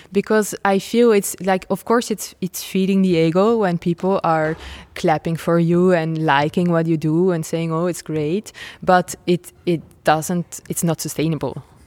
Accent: Nijmegen, Gelderland, Netherlands; moved away as an adult; also born or lived in Rotterdam / France; I'm from Holland, and I'm born in Nijmegen

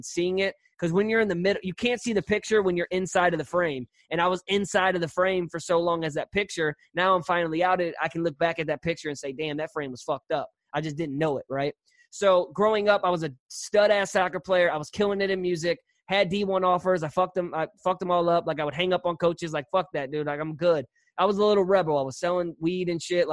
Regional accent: St. Louis, Missouri, United States; I'm from St. Louis

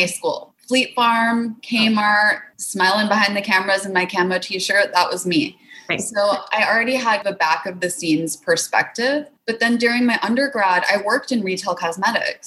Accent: Wisconsin, United States; moved away; I'm originally from Wisconsin

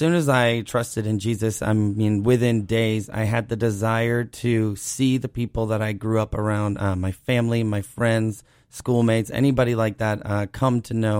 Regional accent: Cape Cod, Massachusetts, United States; So I'm from Cape Cod originally.

